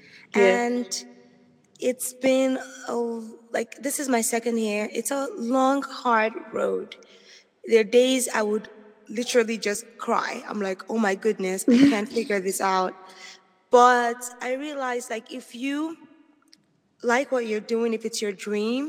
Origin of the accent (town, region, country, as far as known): Nigeria; moved away as an adult; now in United States